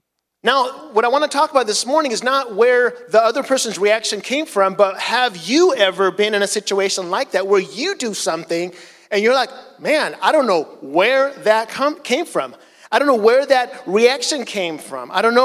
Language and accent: English; Chile; So, as some of you know, I grew up in Chile as a missionary, and in Chile, in South America, cars are very small